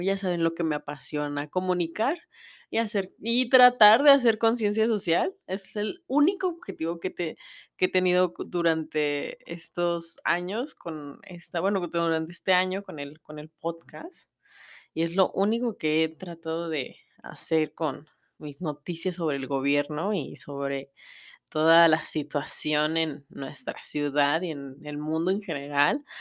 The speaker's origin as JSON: {"language": "Spanish", "country": "Mexico", "said": "yo sé cómo es la situación en mi país, yo sé cómo es la situación en México"}